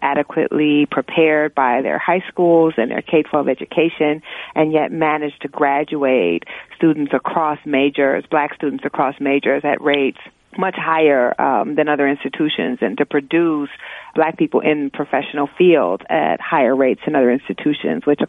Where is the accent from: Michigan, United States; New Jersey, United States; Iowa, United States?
Iowa, United States; moved away; also born or lived in Oregon / North Carolina / New York; I grew up in Iowa and was bused as part of a school segregation program